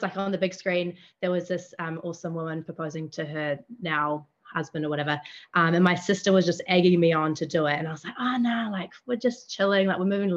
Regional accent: Cambridge, Waikato, New Zealand; I'm from the Waikato, which is a bit south of Auckland City in New Zealand's North Island. I grew up in on a kind of rural property

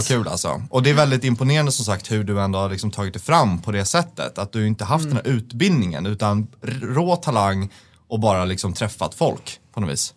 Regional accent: Stockholm, Stockholm County, Sweden; som är från Stockholm

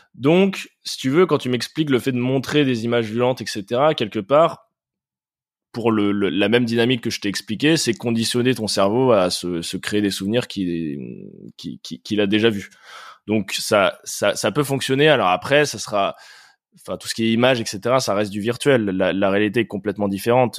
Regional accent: France; now in Paris, France; nous, en tant que Français, en tant qu'Européens

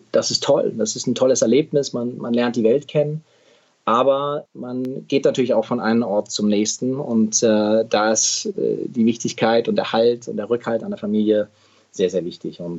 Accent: Midwest, United States; Ich bin in Amerika aufgewachsen. Ich bin dahin gezogen als Zehnjähriger äh, im Mittleren Westen

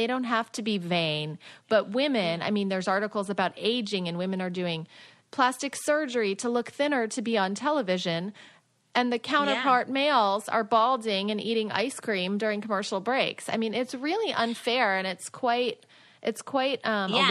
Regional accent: Minnesota, United States; now in Miami, United States; I'm a Midwestern girl. I'm from Minnesota.

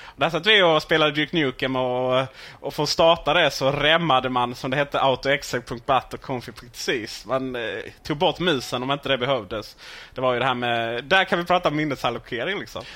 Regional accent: Ronneby, Blekinge, Sweden; jag är från Blekinge från början, Ronneby

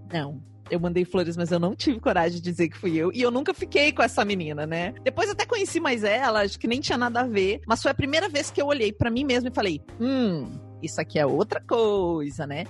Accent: South Region, Brazil; accent: sotaque do sul; veio até meu sotaque do sul

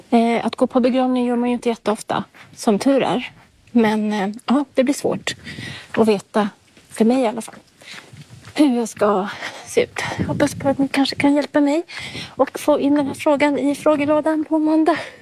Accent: Stockholm, Stockholm County, Sweden; nu sitter jag också här som stockholmare

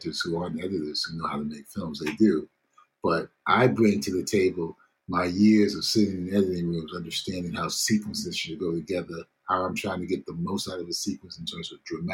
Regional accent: United States; I grew up in America in the 60s where I had one particular mindset

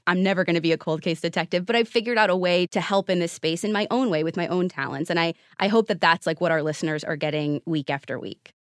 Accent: Midwest, United States; moved away; also born or lived in Arizona; I grew up in the Midwest in an area that was, like, overcast all the time. And I ended up moving to Arizona

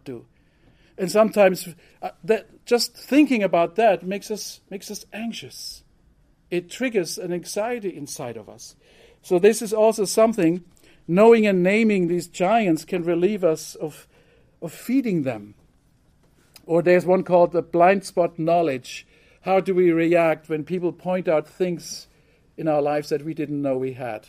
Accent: Germany; moved away; growing up in Germany, I learned to be punctual

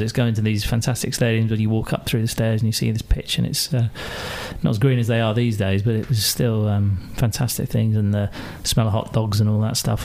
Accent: Maidenhead, South East England, United Kingdom; also born or lived in Glasgow; I grew up uh, just outside uh, London, west of London, in uh, Royal Berkshire, in Maidenhead

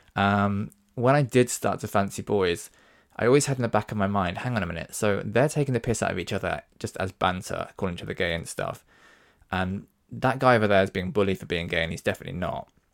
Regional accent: Devon, South West England, United Kingdom; now in London, United Kingdom; I'm actually from Devon. Um, and when I grew up in Devon, it was the nineties

